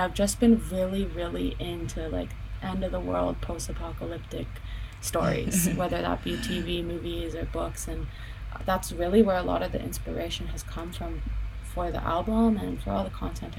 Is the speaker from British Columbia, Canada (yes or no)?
yes; Penticton, British Columbia, Canada; also born or lived in Vancouver; I was born in Penticton. Yeah, my dad raised me there.